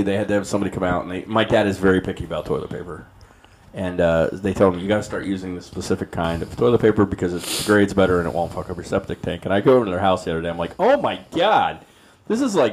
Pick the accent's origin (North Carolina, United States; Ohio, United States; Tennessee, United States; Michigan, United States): Ohio, United States; Fairfield; also born or lived in Hamilton, Ohio; We lived in Fairfield, but I was technically born in Hamilton